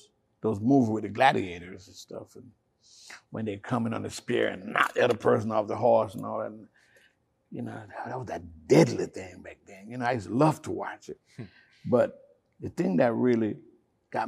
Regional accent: Jamaica; moved away; I was brought up in Jamaica

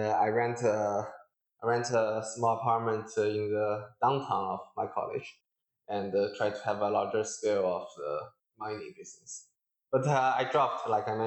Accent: Hangzhou, Zhejiang, China; moved away as an adult; also born or lived in United States; I was originally born and raised in China, Hangzhou, and I went to school in States

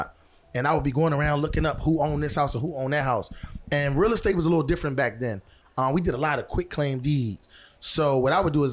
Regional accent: Philadelphia, Pennsylvania, United States; also born or lived in Houston, Texas; I grew up with Nick. We grew up in the same neighborhood

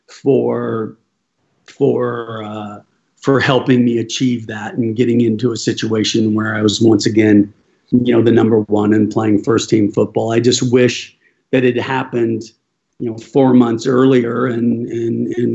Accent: United States; moved away as an adult; also born or lived in England / Spain / Germany; as an American

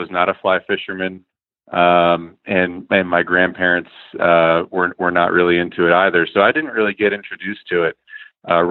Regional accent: Bethel, Pennsylvania, United States; now in Virginia, United States; But I grew up in Bethel, Pennsylvania, which is kind of in the middle of nowhere in eastern Pennsylvania

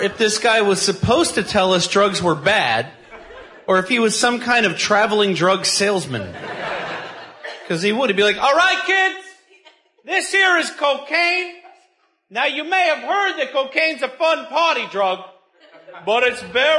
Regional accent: New York City, New York, United States; Growing up in New York City, the NYPD had a program where they would send a uniformed officer into my classroom twice a year

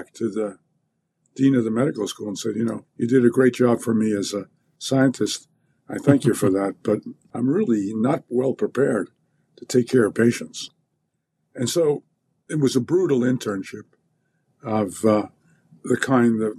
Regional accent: New York, United States; moved away as an adult; also born or lived in Stanford, California; I came from New York

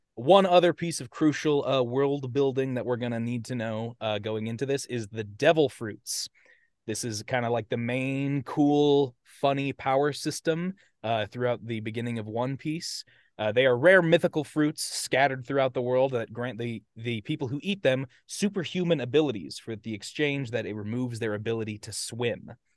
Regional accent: United States; accent: American; my American accent

